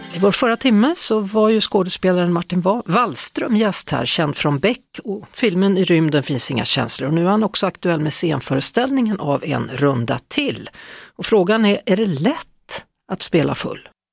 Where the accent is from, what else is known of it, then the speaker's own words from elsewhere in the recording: Skövde, Västra Götaland, Sweden; knuten utanför biblioteket i Skövde där jag kommer ifrån